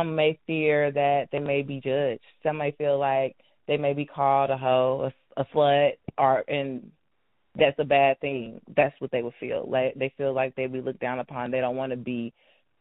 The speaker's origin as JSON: {"language": "English", "town": "Cincinnati", "region": "Ohio", "country": "United States", "moved": "as an adult", "lives_now": "Houston, United States", "said": "I am from Cincinnati"}